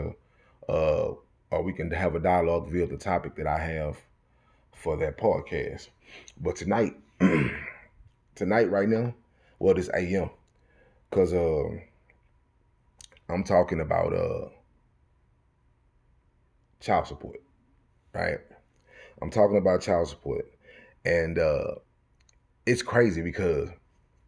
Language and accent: English; Texas, United States; I'm from Texas